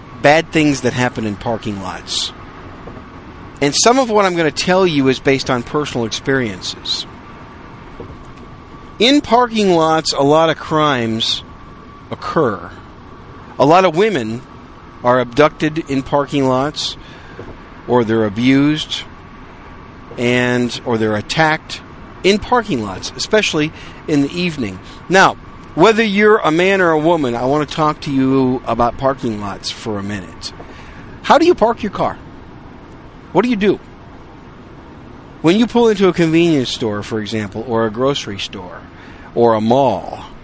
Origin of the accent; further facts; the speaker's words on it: Wisconsin, United States; also born or lived in New York City, United States; now in San Antonio, United States; I was born in New York City. Raised most of my life in Wisconsin